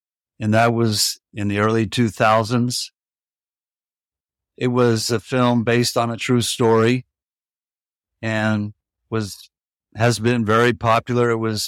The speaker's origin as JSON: {"language": "English", "town": "Tampa", "region": "Florida", "country": "United States", "tie": "born or raised there", "also_born_or_lived": "New York City", "moved": "as an adult", "said": "Well, I'm up there in years. I was born in Tampa, Florida. I grew up there. And for my college years, I went up north, northeast of the country, and ended up eventually graduating from NYU"}